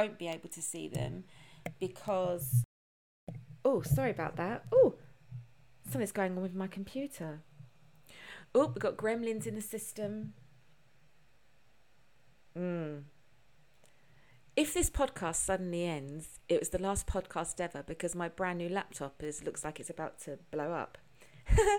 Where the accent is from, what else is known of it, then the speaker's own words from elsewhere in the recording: London, United Kingdom; accent: British; also born or lived in United States; being British and living in London and grew up in London